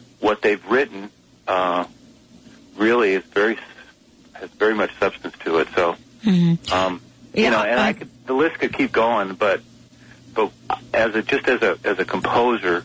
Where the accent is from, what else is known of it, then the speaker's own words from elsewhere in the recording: Bellingham, Washington, United States; I live in the Northwest, and I've been doing a lot of traveling, but I'm finishing up the year with two shows in my hometown of Bellingham